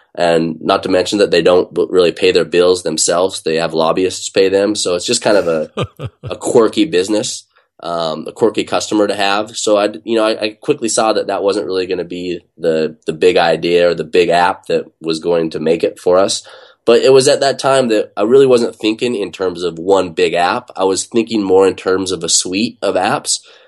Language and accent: English; Utah, United States; now in Bay Area, United States; I grew up in Utah